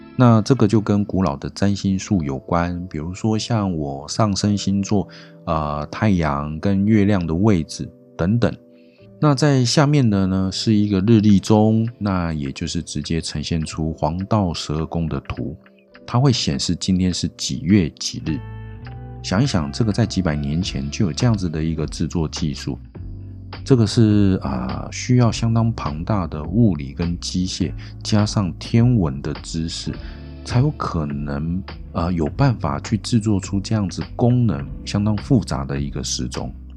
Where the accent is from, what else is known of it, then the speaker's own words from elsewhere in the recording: Taiwan; 我们台湾人